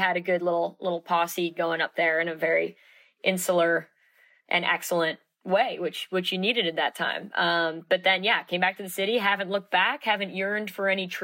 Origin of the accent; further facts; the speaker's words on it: New York City, New York, United States; I'm born and raised in Manhattan